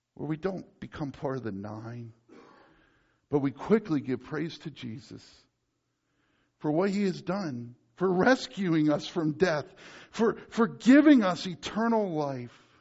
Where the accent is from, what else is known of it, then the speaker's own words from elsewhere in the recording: United States; me as an American